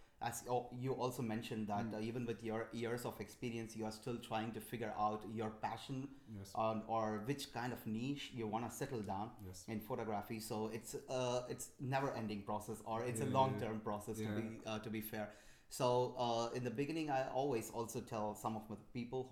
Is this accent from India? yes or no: yes; India; moved away as an adult; now in Berlin, Germany; since I come from India and then grew up there